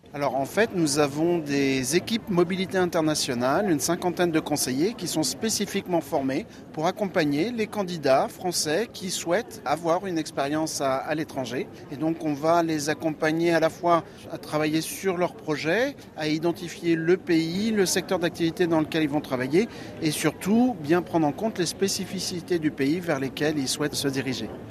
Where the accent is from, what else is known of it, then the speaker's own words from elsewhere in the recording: France; je suis français.